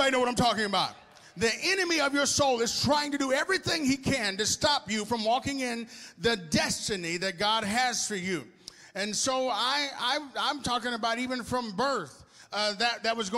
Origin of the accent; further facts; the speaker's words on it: Arkansas, United States; moved away as an adult; also born or lived in Houston, Texas; now in Texas, United States; I was born in Houston, Texas, but I was raised in Arkansas.